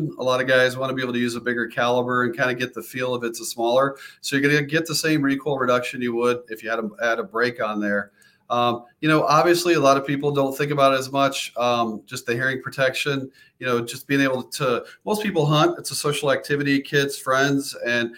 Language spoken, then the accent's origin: English; the South, United States; moved away as an adult; now in South Dakota, United States; I'm originally a Southern boy. So it's definitely a little bit different. Good pheasant hunting and good varmint hunting, but a little bit different than where I grew up in the South